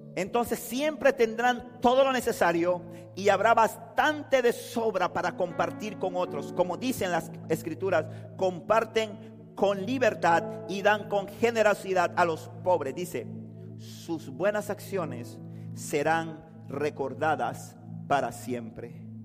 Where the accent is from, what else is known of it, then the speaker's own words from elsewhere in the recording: Panama City, Panama; yo nací en Río Abajo